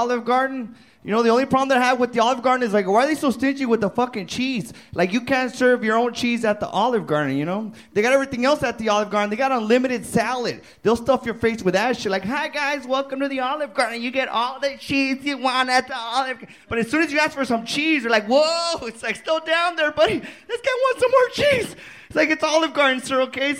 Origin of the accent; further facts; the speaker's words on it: El Paso, Texas, United States; now in San Antonio, United States; I'm from El Paso, Texas